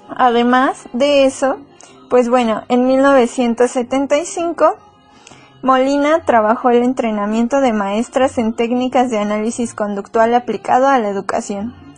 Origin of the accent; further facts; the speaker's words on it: Mexico; Somos mexicanos